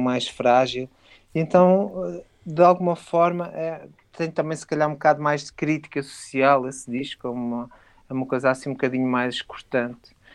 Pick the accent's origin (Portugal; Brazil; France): Portugal; Porto, Norte; now in Alentejo, Portugal; eu sou do Porto, atenção, mas já moro cá há muito tempo e já, e já me considero de cá quase.